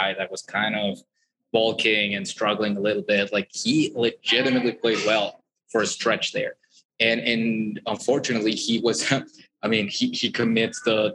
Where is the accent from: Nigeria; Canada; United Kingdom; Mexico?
Mexico; Puebla; with my hometown team